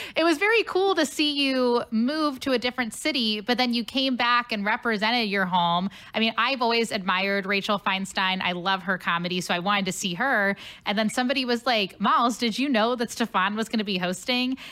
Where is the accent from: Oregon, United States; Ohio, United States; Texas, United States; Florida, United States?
Ohio, United States; Cincinnati; moved away as an adult; now in St. Louis, United States; I'm originally from Cincinnati. So, not oh. too different from St. Louis, but yep, I, I grew up in Cincinnati my whole life